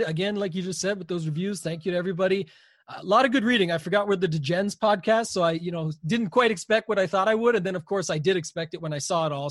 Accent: Canada; I'm Canadian

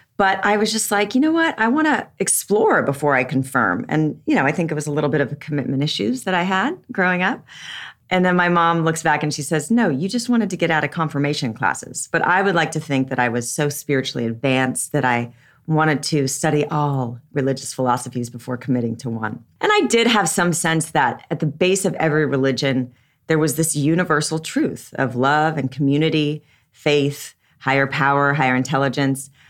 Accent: Southern California, United States; I was raised in Southern California

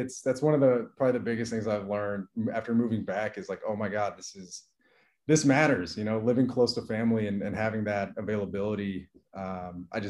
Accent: Berkeley, California, United States; moved away as an adult; also born or lived in Illinois; I'm originally from Berkeley, California, so it was really nice. It was a nice homecoming after being in the Midwest for 5 years.

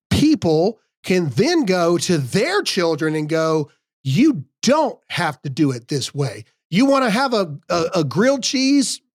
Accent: South Dakota, United States; And I'm from South Dakota.

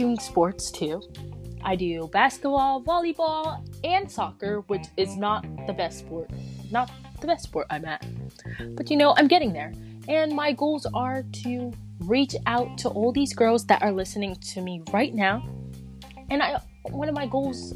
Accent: North Carolina, United States; also born or lived in Silver Spring, Maryland; I was born in Silver Spring, Maryland. And then I moved all the way to North Carolina in 2014.

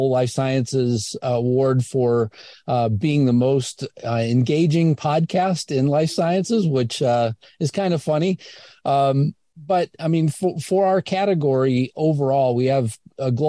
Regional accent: Indiana, United States; I'm a kid from Indiana

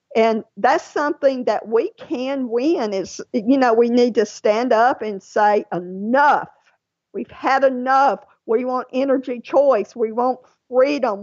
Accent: Louisiana, United States; now in Georgia, United States; Louisiana. That is my home state. That's where most of my family lives, even though I live in Georgia.

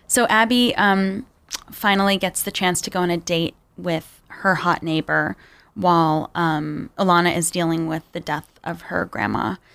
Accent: Long Island, New York, United States; I grew up on Long Island, which was designed to be racially segregated

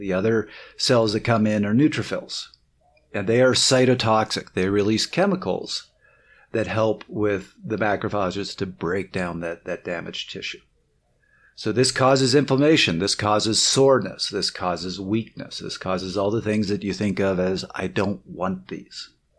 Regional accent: Canada; moved back to Toronto. Everybody was there. Was like, oh, you're from the States, right? I'm like, no, I'm Canadian. Can you hear it?

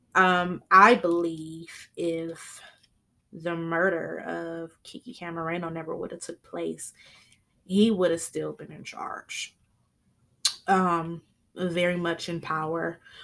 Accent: Flint, Michigan, United States; They are from my hometown

